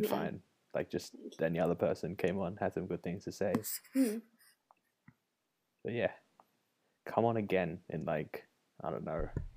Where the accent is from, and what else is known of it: Australia; born or raised there; accent: Australian